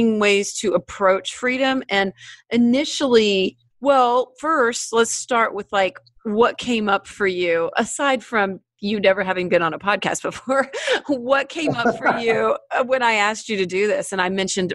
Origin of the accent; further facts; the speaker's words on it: Killeen, Texas, United States; I grew up in Killeen in an army town